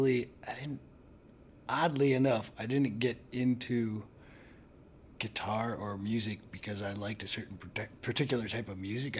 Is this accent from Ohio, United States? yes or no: yes; Northeast Ohio, United States; now in Chicago, United States; I grew up in Northeast Ohio, not too far, kind of in between Cleveland and Akron